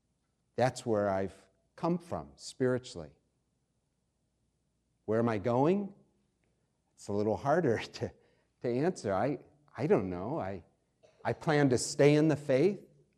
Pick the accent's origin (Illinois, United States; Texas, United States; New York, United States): New York, United States; also born or lived in Pennsylvania / Ohio / Indiana; now in DuPage County, United States; I was born in Pennsylvania, grew up in New York, Ohio, Indiana, traveled extensively in Asia and Europe.